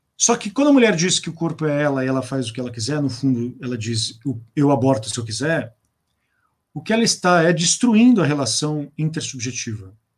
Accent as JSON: {"language": "Portuguese", "country": "Brazil", "said": "nós nos autocompreendemos como brasileiros"}